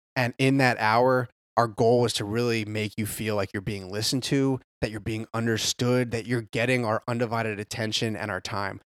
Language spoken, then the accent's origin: English; New Jersey, United States; moved away as an adult; now in Carolinas, United States; born and raised in South Jersey, right outside of Philly, about twenty